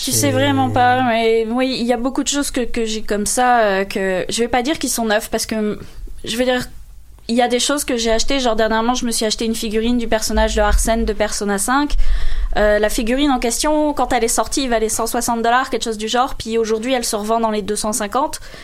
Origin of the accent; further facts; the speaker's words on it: France; en tant que française, je peux le dire